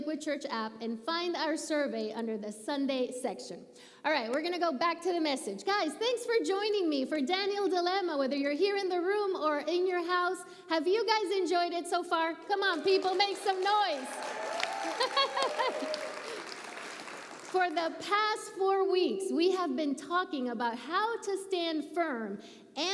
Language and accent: English; Puerto Rico; moved away; when I was a little kid growing up in Puerto Rico, I went to church 4 times a week